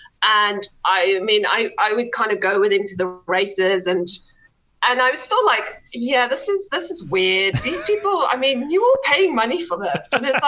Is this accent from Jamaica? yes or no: no; South Africa; also born or lived in Netherlands / United Kingdom; now in Cary, United States; So we moved from South Africa, then we moved to Holland, lived there for a bit, and then moved to the UK. So I've got a little bit of a mixture of an accent